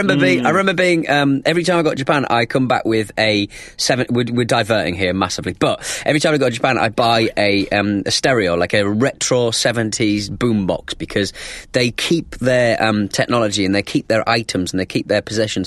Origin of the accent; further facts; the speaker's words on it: United Kingdom; being British.